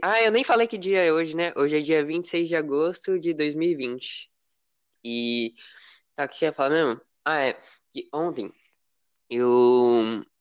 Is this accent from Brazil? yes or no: yes; São Paulo, Brazil; eu sou do estado de São Paulo